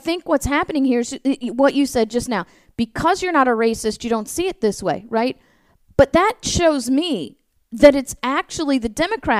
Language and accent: English; the North, United States; moved away; I grew up in the North, right?